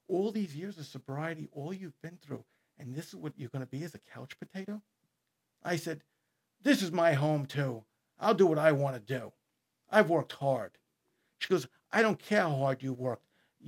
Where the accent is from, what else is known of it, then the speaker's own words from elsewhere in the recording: Merrick, New York, United States; Now, growing up in Merrick, I knew some of these guys. I mean, they don't make separate high schools for these guys.